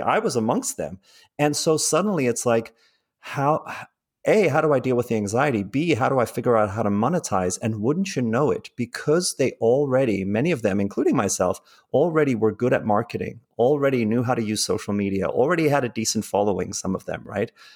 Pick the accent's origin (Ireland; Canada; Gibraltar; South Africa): South Africa; also born or lived in England; now in United States; I grew up in South Africa